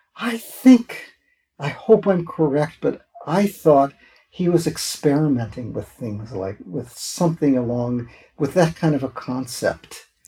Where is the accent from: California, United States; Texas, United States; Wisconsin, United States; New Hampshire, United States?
Wisconsin, United States; moved away; I was from Wisconsin